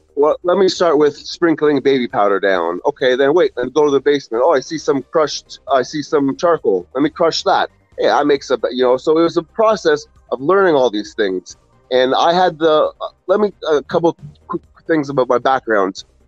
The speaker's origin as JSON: {"language": "English", "region": "Ontario", "country": "Canada", "said": "I'm from Ontario, Canada. Um, a little suburb close to Toronto"}